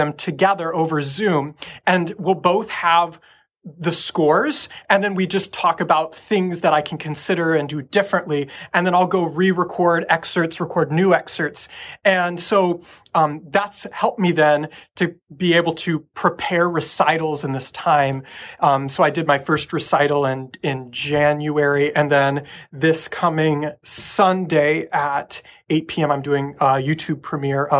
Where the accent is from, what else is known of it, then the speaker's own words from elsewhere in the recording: Nebraska, United States; now in Boston, United States; growing up in the Midwest